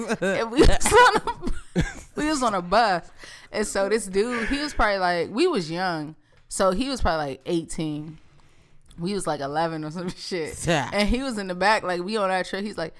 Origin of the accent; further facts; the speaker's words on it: Dominican Republic; I'm from Dominican Republic.